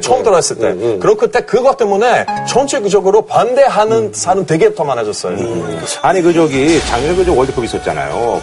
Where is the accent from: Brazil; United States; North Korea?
Brazil; Korean is a second language; moved away as an adult; now in South Korea; 저 브라질 사람으로서